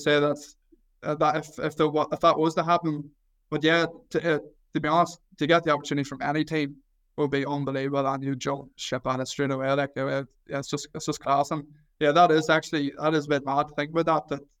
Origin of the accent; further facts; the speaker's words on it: Mayobridge, Northern Ireland, United Kingdom; I'm from Mayo Bridge, which is literally less than a 10-minute drive outside of Newry. So I want to went to primary school in Newry. I went to secondary school in Newry